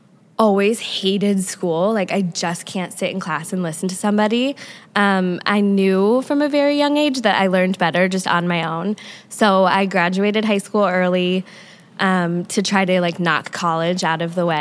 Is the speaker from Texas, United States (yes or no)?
no; Coronado, California, United States; moved away as an adult; also born or lived in New York City / Nashville; I grew up in San Diego on a small island called Coronado. And I lived there until I was about 20.